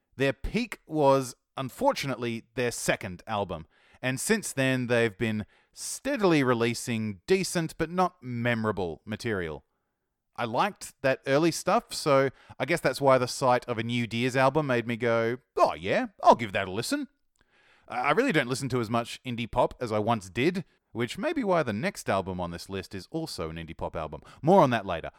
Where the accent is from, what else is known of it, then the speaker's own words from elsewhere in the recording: Australia; accent: Australian; my Australian accent